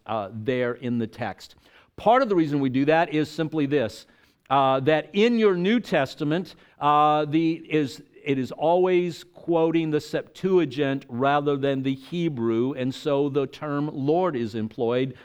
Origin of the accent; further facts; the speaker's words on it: El Paso, Texas, United States; moved away as an adult; also born or lived in Tampa, Florida; I grew up in El Paso, Texas